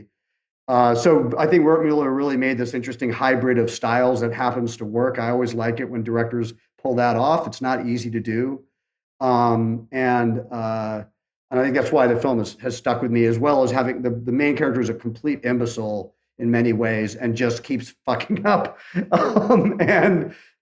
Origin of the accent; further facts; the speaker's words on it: England, United Kingdom; I'm from England